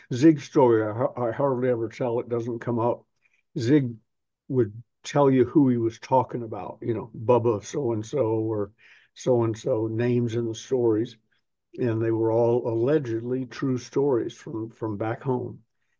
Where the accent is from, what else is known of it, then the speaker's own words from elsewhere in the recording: the South, United States; accent: Southern; when I decided I was going to train away my Southern accent, which I think I've done to a degree